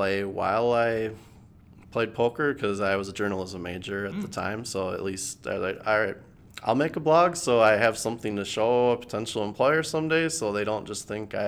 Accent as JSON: {"language": "English", "town": "Eagan", "region": "Minnesota", "country": "United States", "tie": "born or raised there", "said": "In Eagan, Minnesota."}